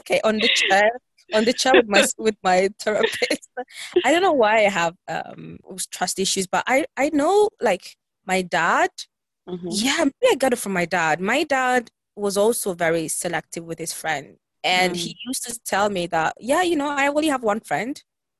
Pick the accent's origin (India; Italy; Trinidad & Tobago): Italy; We were born and raised in Italy, but our roots are from Ghana, West Africa.